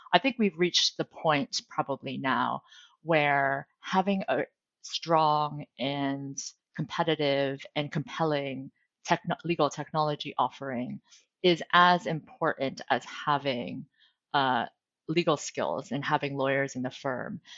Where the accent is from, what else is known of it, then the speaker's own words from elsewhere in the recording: United States; moved away as an adult; also born or lived in New York City, United States; now in London, United Kingdom; as an American lawyer working internationally